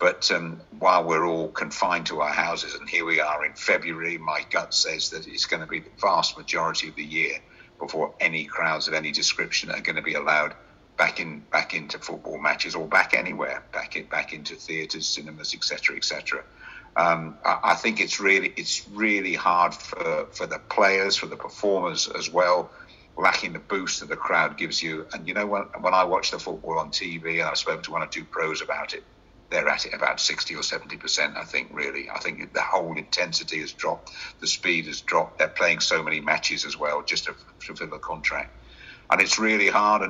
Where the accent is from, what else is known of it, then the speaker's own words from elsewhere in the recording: Oxford, South East England, United Kingdom; also born or lived in Birmingham; I was born in Oxford over 70 years ago